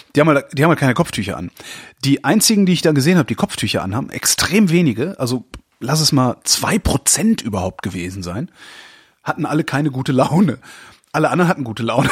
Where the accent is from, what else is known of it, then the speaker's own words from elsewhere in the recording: Berlin, Germany; als normaler, vorurteilsbeladener Berliner